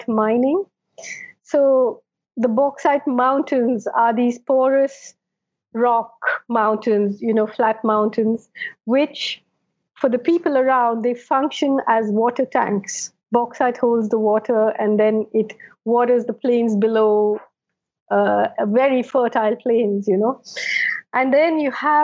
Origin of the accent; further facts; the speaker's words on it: Kerala, India; when I grew up in Kerala